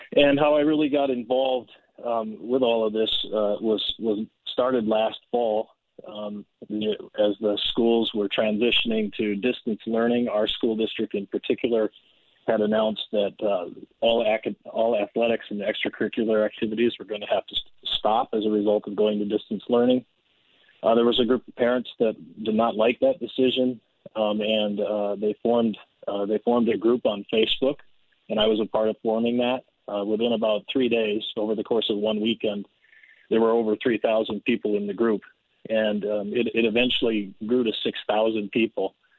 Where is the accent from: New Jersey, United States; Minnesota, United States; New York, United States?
Minnesota, United States; Andover; I was born and raised in Andover